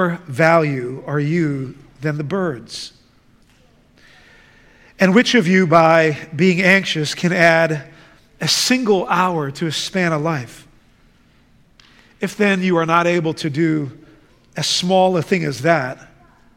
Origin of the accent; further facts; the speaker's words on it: The Hague, South Holland, Netherlands; moved away; I grew up in the Netherlands. In fact, I grew up in the city of The Hague